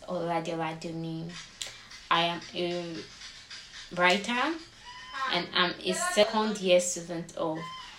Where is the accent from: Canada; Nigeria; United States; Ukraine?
Nigeria; I am 19 years old and I am a Nigerian.